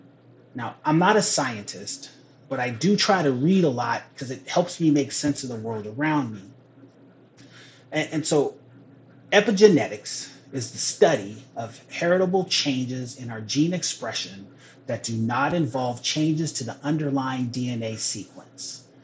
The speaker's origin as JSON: {"language": "English", "region": "Pacific Northwest", "country": "United States", "said": "So again, back to what I said, I'm from the Northwest. This is home. And we may not be the South, but we have our own legacy with this."}